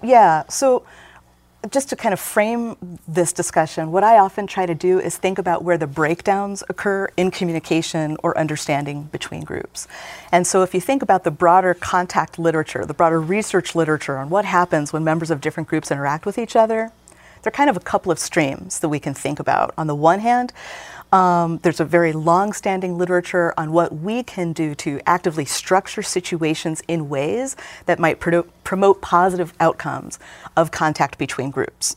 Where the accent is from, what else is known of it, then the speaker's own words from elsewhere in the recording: Gary, Indiana, United States; moved away; I was growing up in Gary in the seventies and eighties